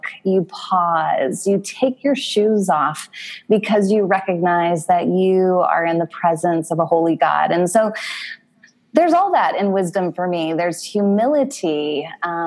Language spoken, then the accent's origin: English; United States; moved away as an adult; now in Toronto, Canada; we are American and we moved to Toronto in 2011